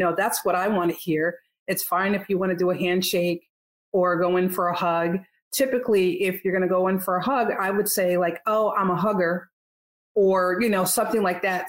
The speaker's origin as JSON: {"language": "English", "region": "Northeast", "country": "United States", "moved": "yes", "lives_now": "Texas, United States", "said": "I'm from the Northeast"}